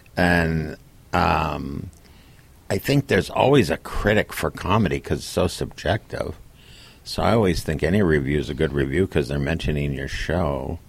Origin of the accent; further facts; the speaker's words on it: Minnesota, United States; moved away; also born or lived in Connecticut; I'm a Democrat from Minnesota